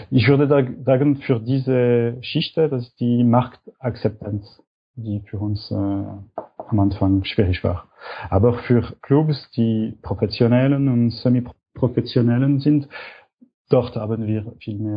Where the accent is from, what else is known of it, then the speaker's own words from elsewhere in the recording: Switzerland; Und für uns als Schweizer ist Kickstarter noch nicht zur Verfügung.